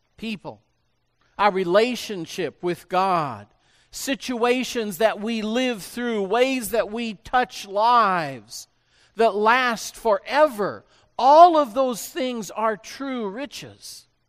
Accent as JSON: {"language": "English", "region": "Illinois", "country": "United States", "tie": "born or raised there", "said": "I grew up on a farm and I can just see this whole process happening on farms, where I grew up in Illinois"}